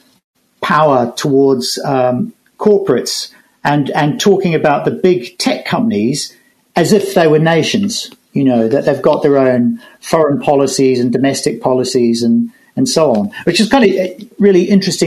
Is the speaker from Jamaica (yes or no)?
no; New Zealand; As a New Zealander